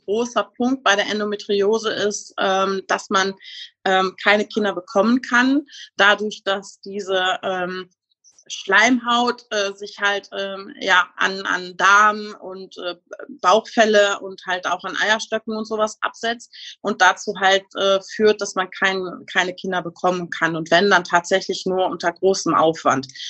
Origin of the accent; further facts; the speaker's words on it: Münsterland, North Rhine-Westphalia, Germany; ich komme aus dem schönen Münsterland